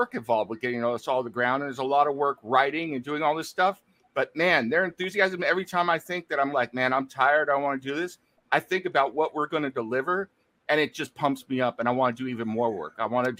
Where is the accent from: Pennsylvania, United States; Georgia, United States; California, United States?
California, United States; Riverside; I live in Riverside, California. And that symbol is the symbol of my hometown of Riverside, California.